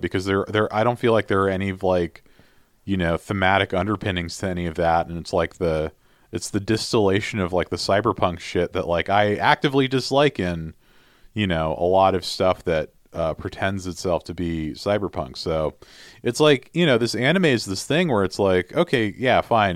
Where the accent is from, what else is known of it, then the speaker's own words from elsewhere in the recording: United States; I'm also American